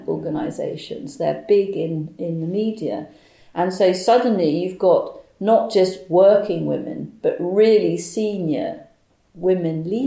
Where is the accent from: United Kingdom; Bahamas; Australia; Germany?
Bahamas; moved away; I was brought up in the Bahamas